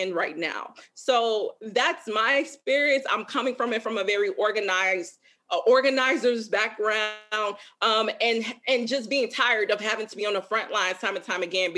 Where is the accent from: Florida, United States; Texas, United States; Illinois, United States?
Illinois, United States; Chicago; now in Minneapolis, United States; I grew up in Chicago, one of the most racially segregated cities in the country